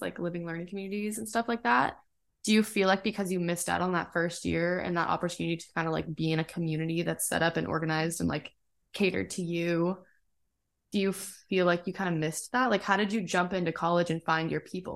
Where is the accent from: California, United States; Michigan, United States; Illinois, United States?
California, United States; Lake Elsinore; born or raised there; moved away as an adult